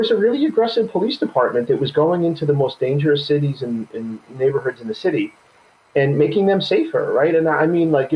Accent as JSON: {"language": "English", "town": "New York City", "region": "New York", "country": "United States", "tie": "born or raised there", "said": "I grew up in Brooklyn in the 70s, 80s, and then early 90s."}